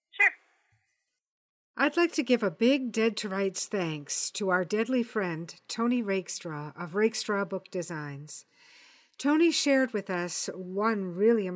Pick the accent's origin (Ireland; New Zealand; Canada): Canada; I'm Canadian